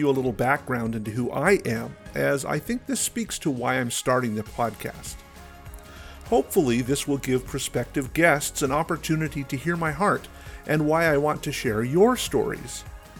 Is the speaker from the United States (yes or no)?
yes; Pacific Northwest, United States; also born or lived in La Paz, Bolivia / Peru; I was born in La Paz, Bolivia, and lived in a small city in Peru until I was about 5. Then, my parents became pastors, and we lived in a couple of different cities in the beautiful Pacific Northwest